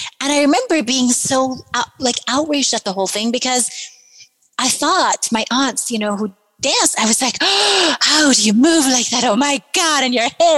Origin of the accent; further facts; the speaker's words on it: Iran; moved away; I was born and raised in Iran